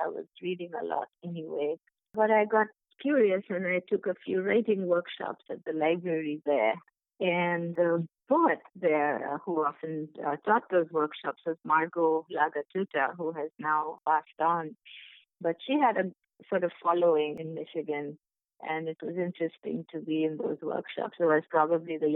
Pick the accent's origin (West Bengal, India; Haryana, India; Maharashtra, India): West Bengal, India; Kolkata; moved away as an adult; also born or lived in Mumbai / Chicago; now in United States; I'm from India, as you know. I was born in Mumbai, but my father got a job in Calcutta soon after, so we moved there. And so I lived there for a better part of my life, and I was educated there